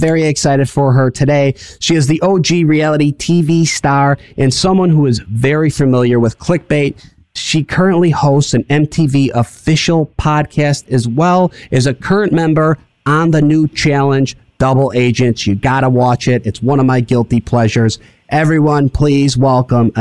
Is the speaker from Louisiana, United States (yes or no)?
no; Chicago, Illinois, United States; I'm from Chicago